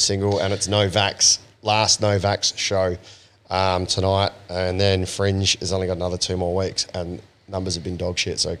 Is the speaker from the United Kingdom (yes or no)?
no; Western Australia, Australia; I'm West Australian, so I go for my double teams.